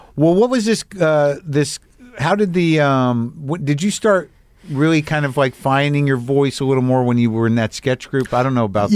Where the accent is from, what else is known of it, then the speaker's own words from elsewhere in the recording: New Mexico, United States; I grew up in New Mexico around, you know, galleries